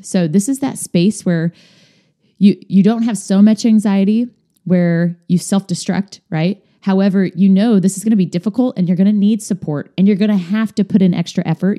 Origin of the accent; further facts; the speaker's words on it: Kansas, United States; moved away as an adult; now in Indiana, United States; Moving from my home state of Kansas to Indiana